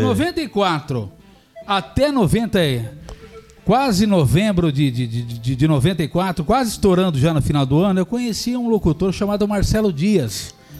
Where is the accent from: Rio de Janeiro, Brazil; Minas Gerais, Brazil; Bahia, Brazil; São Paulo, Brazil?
São Paulo, Brazil; Caraguatatuba; moved away as an adult; also born or lived in Santos; now in São José dos Campos, Brazil; Eu sou santista, ah. né? Nasci só em Santos e, e fui muito pequenininho para o litoral norte, Caraguatatuba